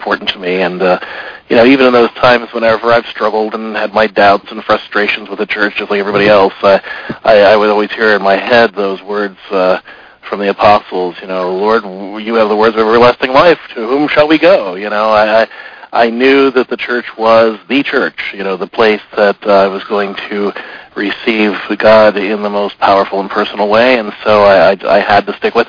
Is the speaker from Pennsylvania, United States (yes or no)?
yes; Pittsburgh, Pennsylvania, United States; I was born in 1967 in Pittsburgh